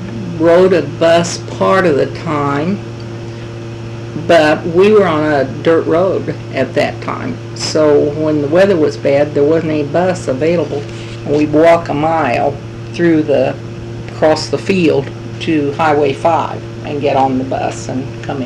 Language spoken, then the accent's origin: English; Sheridan County, Missouri, United States; also born or lived in Marceline, Missouri; I was born in Sheridan County in 1926, a mile and a half southwest of town, and lived in the rural community until I was married in 1949. Moved to Marceline.